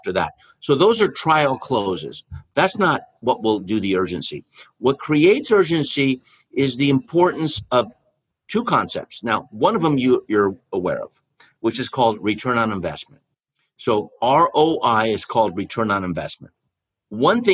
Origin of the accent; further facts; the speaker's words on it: California, United States; I was born in California